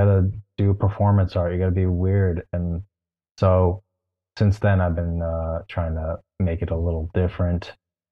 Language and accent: English; Westchester, New York, United States; now in New York City, United States; I'm from the suburbs of New York City, mostly Westchester, New York